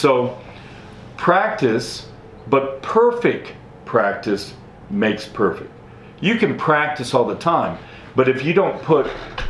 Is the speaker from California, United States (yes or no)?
no; Denver, Colorado, United States; moved away as an adult; also born or lived in Lubbock, Texas; now in El Paso, United States; I grew up in Denver